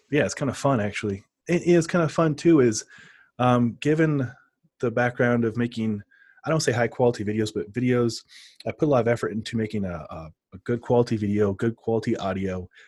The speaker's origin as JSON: {"language": "English", "town": "Omaha", "region": "Nebraska", "country": "United States", "tie": "born or raised there", "moved": "yes", "lives_now": "Denver, United States", "said": "I grew up in Omaha, too, so I, I know the culture there"}